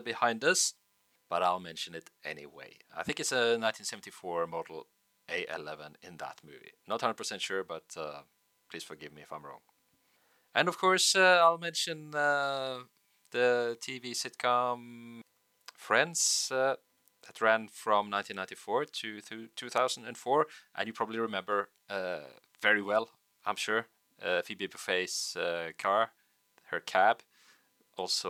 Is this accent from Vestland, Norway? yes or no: yes; Bergen, Vestland, Norway; in Bergen